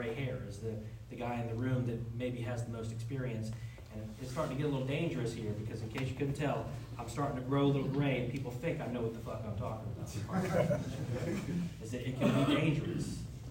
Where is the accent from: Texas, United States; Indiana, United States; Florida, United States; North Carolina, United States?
Florida, United States; Jacksonville; moved away; I'm originally from Jacksonville, Florida